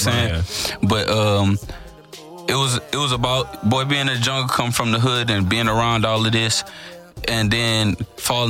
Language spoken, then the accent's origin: English; Homestead, United States; I'm from Homestead. I'm from the north side